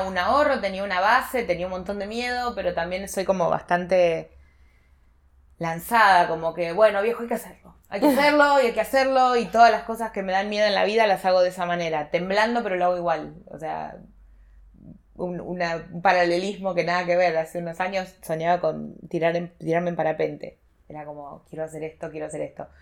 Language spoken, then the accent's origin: Spanish; Carmen, Argentina; moved away as an adult; now in Buenos Aires, Argentina; vine a vivir una pensión para estudiantes de mi pueblo, que era gente específicamente de Carmen